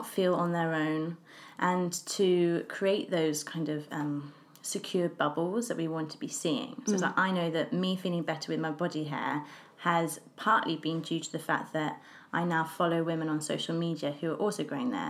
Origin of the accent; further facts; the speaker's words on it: England, United Kingdom; I'm English and we're both living in London